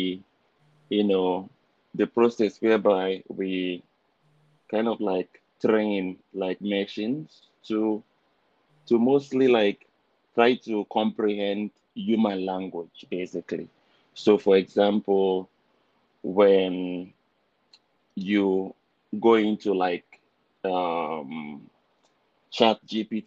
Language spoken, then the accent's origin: English; Nigeria; moved away as an adult; now in Canada; originally I'm from Nigeria. So I was born and raised in Nigeria.